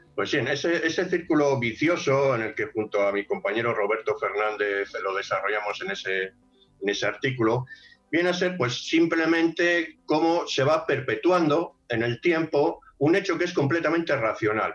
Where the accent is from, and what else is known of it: Spain